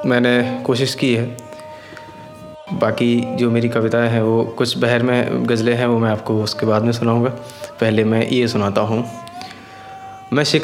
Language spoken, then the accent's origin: Hindi; Farrukhabad, Uttar Pradesh, India; now in Silvassa, India; basically मैं फ़रुखाबाद का रहने वाला हूँ और यहाँ सिलवासा में पिछले दो तीन साल से जॉब कर रहा हूँ